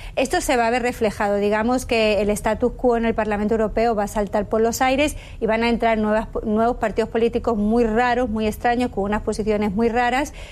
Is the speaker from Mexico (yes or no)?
no; Spain; Como española que yo soy